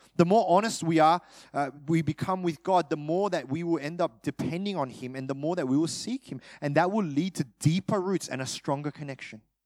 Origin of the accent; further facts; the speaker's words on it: Australia; My parents are Korean. Uh, I'm, I'm Australian